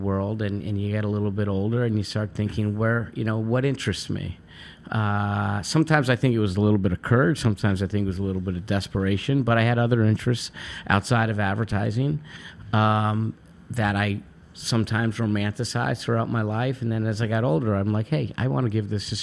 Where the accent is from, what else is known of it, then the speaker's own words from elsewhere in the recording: Guilderland, New York, United States; moved away as an adult; also born or lived in Oneonta, New York; now in New York City, United States; I grew up in Albany, a town called Gilderland, just outside a suburb of Albany, New York